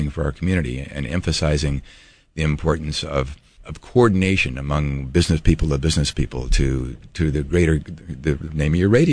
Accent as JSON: {"language": "English", "region": "California", "country": "United States", "tie": "born or raised there", "moved": "as an adult", "lives_now": "Hawaii, United States", "said": "born and raised in California, I called myself a Californian"}